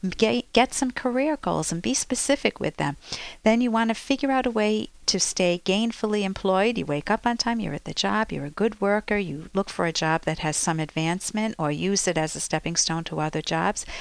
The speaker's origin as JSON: {"language": "English", "town": "Cranston", "region": "Rhode Island", "country": "United States", "tie": "born or raised there", "said": "shop on Oakland Avenue, where I grew up in Cranston"}